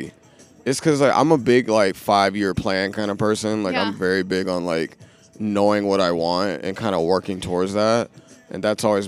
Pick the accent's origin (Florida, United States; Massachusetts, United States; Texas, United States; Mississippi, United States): Florida, United States; Tampa; moved away as an adult; also born or lived in St. Petersburg, Florida; now in Los Angeles, United States; I'm from Florida. I grew up in a very traditional southern ass family